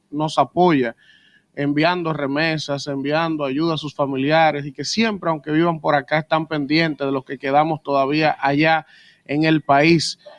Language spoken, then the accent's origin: Spanish; Dominican Republic; Yo soy dominicano, pero Rosy.